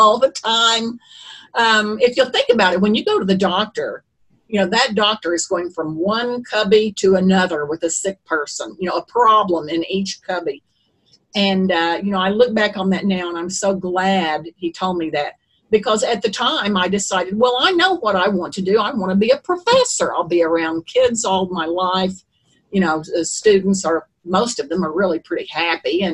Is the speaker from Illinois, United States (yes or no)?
no; Eufaula, Oklahoma, United States; I grew up in Eufaula, Oklahoma